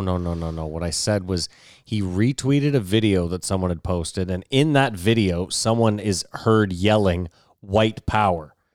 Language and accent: English; Canada; we're Canadian